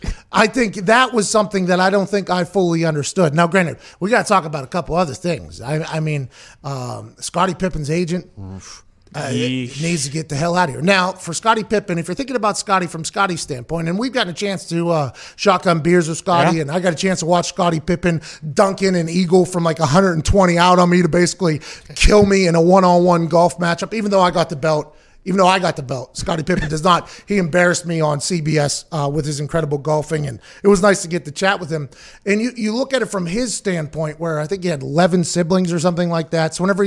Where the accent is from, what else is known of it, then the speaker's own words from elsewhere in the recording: Pittsburgh, Pennsylvania, United States; now in Indianapolis, United States; Growing up in Pittsburgh, Pennsylvania, not the biggest NBA town, okay?